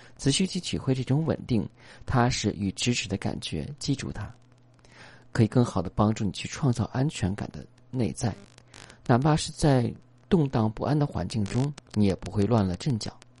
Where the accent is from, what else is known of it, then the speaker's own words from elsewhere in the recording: China; 我们中国人